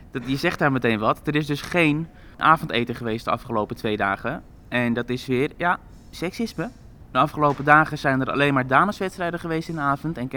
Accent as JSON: {"language": "Dutch", "country": "Netherlands", "said": "Want ja, dit toernooi associëren we toch grotendeels met haar. Eh, als Nederlanders zijn."}